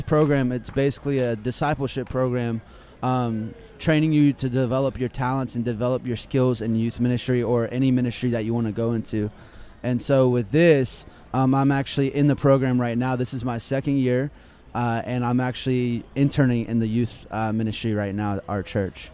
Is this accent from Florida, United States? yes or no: yes; Lakeland, Florida, United States; I'm actually from Lakeland, Florida